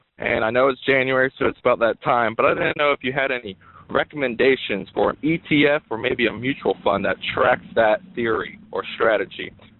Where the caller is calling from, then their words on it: Portsmouth, Virginia, United States; I'm calling from Portsmouth, Virginia.